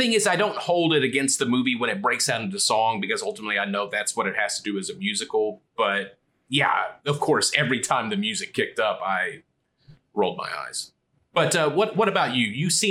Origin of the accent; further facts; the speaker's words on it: Kentucky, United States; I grew up in Kentucky. I've only been to Puerto Rico twice.